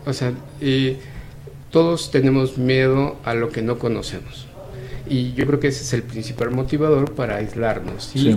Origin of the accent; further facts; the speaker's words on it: Mexico; nosotros como mexicanos